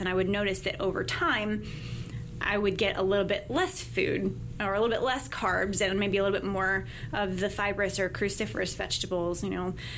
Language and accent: English; Mandeville, Louisiana, United States; moved away as an adult; also born or lived in Midland, Texas / California / Auburn, Alabama; I spent most of my life growing up in Mandeville